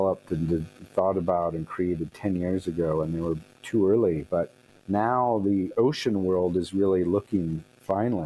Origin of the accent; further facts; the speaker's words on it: California, United States; moved away as an adult; also born or lived in Asia; I grew up in California, a lot of outdoor activities